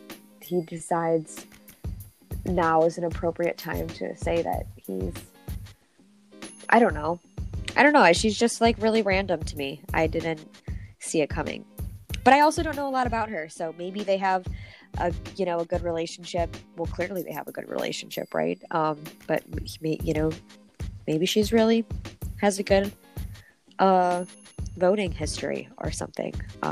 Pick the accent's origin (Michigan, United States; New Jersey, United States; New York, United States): Michigan, United States; I'm from Michigan